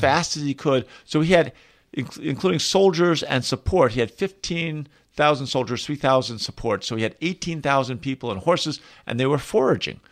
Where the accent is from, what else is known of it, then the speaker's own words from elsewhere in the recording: outside Philadelphia, Pennsylvania, United States; now in Colorado, United States; I was raised outside Philadelphia